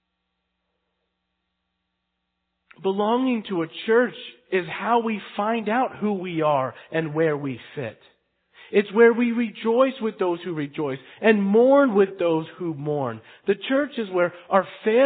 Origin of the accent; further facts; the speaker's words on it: United States; We're Western. We're American